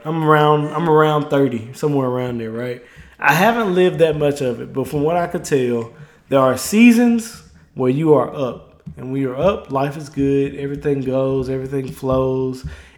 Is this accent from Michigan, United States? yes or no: no; Mississippi, United States; moved away; I am from Mississippi